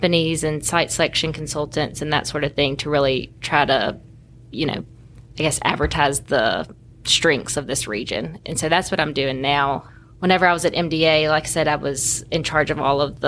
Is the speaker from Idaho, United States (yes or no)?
no; Jackson, Mississippi, United States; I'm from Jackson, Mississippi, and then went to Ole Miss